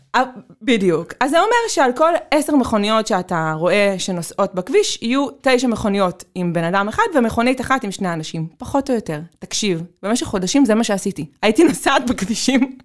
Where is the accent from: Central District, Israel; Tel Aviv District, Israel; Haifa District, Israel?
Tel Aviv District, Israel; Tel Aviv; אני תל אביבית